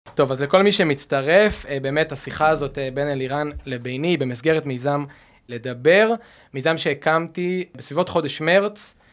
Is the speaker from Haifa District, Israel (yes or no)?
no; Rehovot, Central District, Israel; now in Tel Aviv, Israel; אני במקור מרחובות